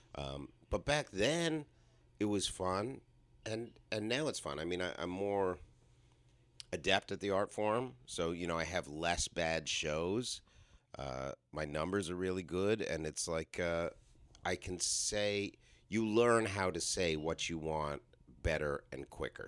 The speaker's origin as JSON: {"language": "English", "town": "Toronto", "region": "Ontario", "country": "Canada", "tie": "born or raised there", "also_born_or_lived": "New York City, United States", "moved": "yes", "said": "I grew up middle class in Toronto"}